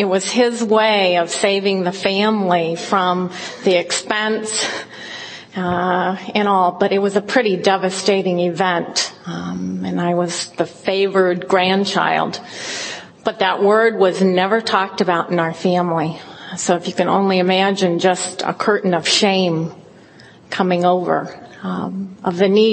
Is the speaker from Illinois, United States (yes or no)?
no; Fresno, California, United States; I grew up in the Central Valley in California, in Fresno.